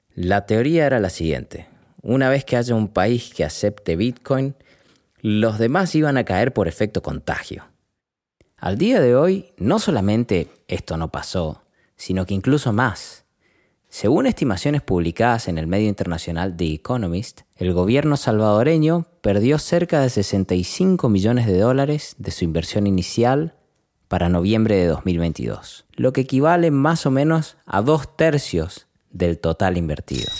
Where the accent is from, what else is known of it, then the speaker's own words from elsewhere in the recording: Argentina; soy nacido y criado en Argentina